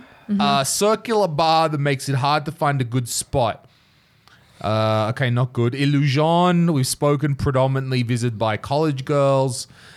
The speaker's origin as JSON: {"language": "English", "country": "Australia", "moved": "yes", "lives_now": "Estonia", "said": "as an Australian"}